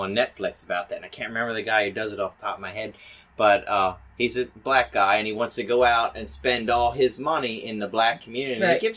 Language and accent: English; Hamden, United States; We grew up in Hamden, which is a predominantly white neighborhood.